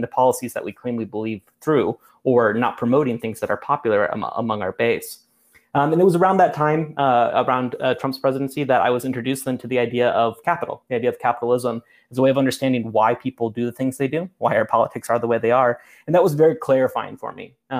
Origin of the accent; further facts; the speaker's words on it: Midwest, United States; I was born and raised in the Midwest.